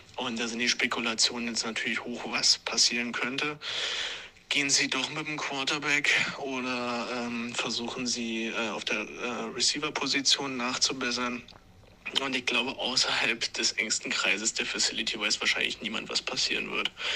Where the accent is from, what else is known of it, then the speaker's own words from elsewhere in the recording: Regensburg, Bavaria, Germany; accent: Upper Palatinate dialect; unsere wunderschöne Oberpfalz und unseren wunderschönen Dialekt